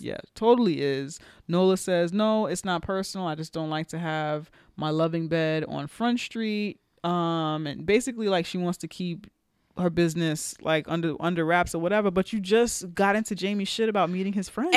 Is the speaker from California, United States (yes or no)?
no; New York, United States; I'm speaking as a New Yorker